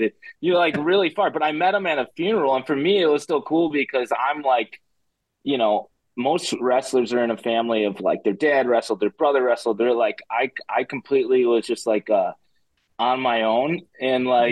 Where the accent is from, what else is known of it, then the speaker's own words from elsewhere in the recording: Chicago, Illinois, United States; I'm from Chicago. And I grew up in a family that didn't wrestle